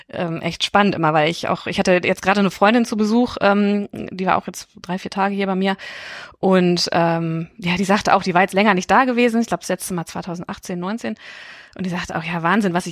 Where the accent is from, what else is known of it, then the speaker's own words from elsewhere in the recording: Hildesheim, Lower Saxony, Germany; moved away as an adult; also born or lived in Osnabrück / Düsseldorf; now in London, United Kingdom; ich komme also, aus Niedersachsen, also ich komme aus Hildesheim